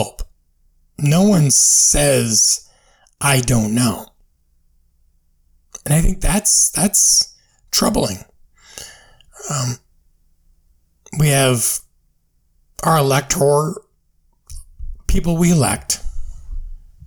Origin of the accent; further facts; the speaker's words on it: United States; as the American people